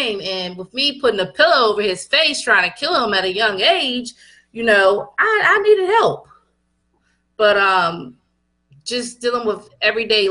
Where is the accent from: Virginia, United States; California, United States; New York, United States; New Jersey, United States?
Virginia, United States; Culpeper; I'm from Culpeper, which is a small town in Virginia